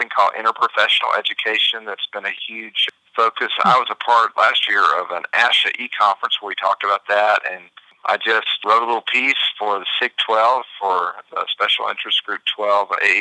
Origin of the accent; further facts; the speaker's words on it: Hattiesburg, Mississippi, United States; moved away as an adult; also born or lived in Memphis, Tennessee / Florida; did my undergrad at Southern Miss, and loved those folks down in Hattiesburg, and that was my hometown